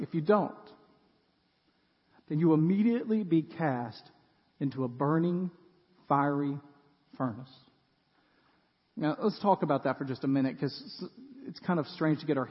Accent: West Tennessee, United States; now in Middle Tennessee, United States; I grew up in West Tennessee, and it is flat

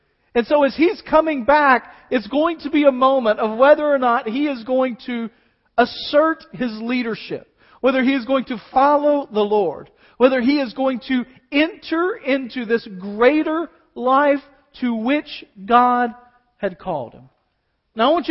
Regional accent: United States; as American believers

